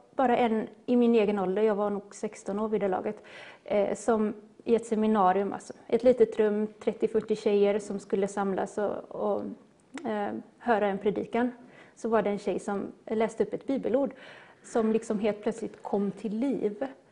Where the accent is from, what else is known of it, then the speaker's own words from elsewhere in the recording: Gothenburg, Västra Götaland, Sweden; now in Skepplanda, Sweden; jag är en göteborgare. Det kanske inte hörs, men jag är född och uppvuxen i Göteborg